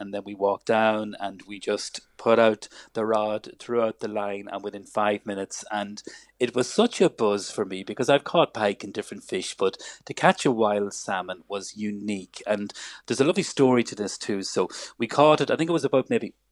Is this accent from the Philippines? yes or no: no; Ireland